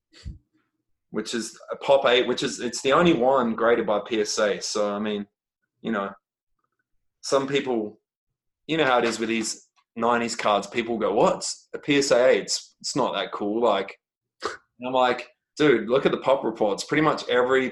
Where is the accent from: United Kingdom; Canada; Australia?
Australia; I'm Australian